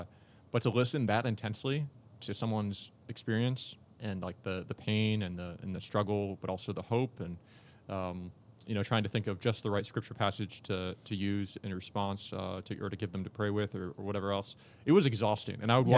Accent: Tyler, Texas, United States; I'm from Tyler, Texas.

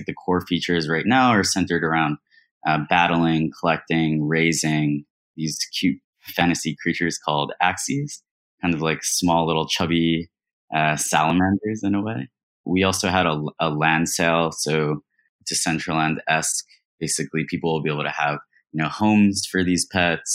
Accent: New York, United States; moved away; I'm actually a New Yorker.

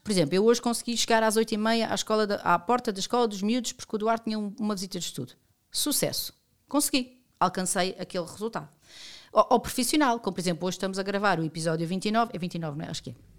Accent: Portugal; como cidadão e como portuguesa

